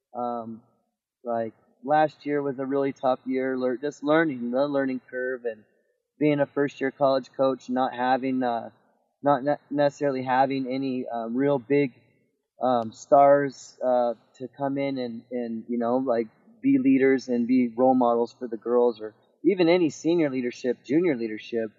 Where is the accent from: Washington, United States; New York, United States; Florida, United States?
Washington, United States; I'm a Washingtonian, so growing up in Washington